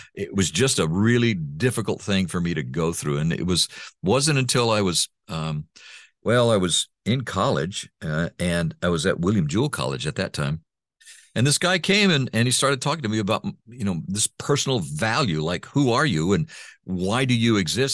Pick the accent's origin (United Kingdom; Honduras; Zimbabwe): Honduras; first language Spanish; English is a second language; moved away; also born or lived in Texas; my parents adopted me, took me home, uh, and to Honduras, and I started growing up in Honduras.